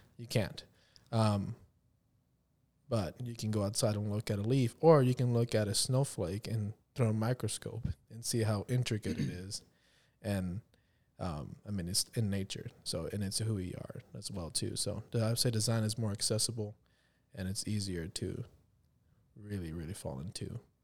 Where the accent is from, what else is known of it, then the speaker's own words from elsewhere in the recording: near Corpus Christi, Texas, United States; moved away as an adult; now in Kansas City, United States; when they first built the McDonald's in my hometown